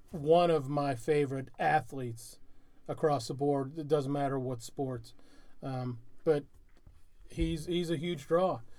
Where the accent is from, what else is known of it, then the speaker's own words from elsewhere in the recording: Ireland; I'm a huge being an Irishman. I don't know if you guys can tell that I'm Irish.